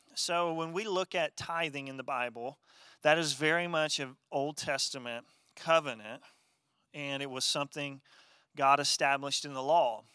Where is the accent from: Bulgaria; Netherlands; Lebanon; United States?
United States; Wabash, Indiana; growing up in my hometown of Wabash, Indiana